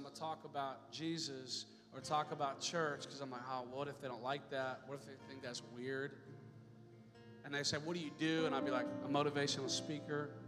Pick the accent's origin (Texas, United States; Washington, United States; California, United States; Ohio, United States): Washington, United States; Seattle; I'm from Seattle area for a while.